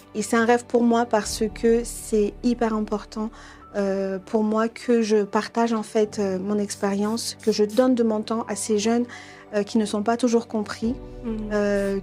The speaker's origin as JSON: {"language": "French", "country": "Madagascar", "said": "je suis malgache"}